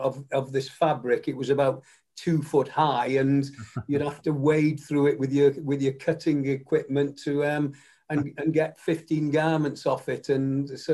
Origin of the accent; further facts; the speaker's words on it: Macclesfield, North West England, United Kingdom; also born or lived in St Annes-on-Sea; then we moved to Macclesfield when I was only 3 years of age